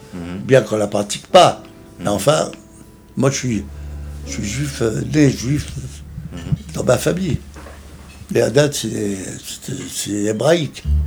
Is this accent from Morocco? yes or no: no; Tunisia; now in France; Je suis né en Tunisie, et c'est là où j'ai commencé à apprendre les trois langues